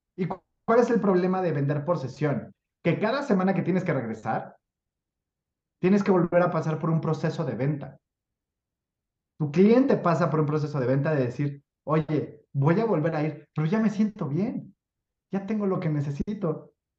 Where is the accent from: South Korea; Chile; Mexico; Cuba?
Mexico; soy mexicano